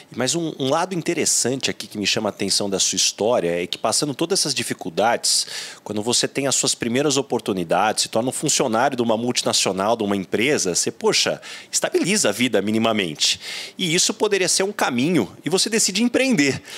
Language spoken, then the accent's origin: Portuguese; São José do Rio Preto, São Paulo, Brazil; eu sou de São José do Rio Preto, então ETEC Filadelfo Gouveia Neto, onde eu fiz o curso de processamento de dados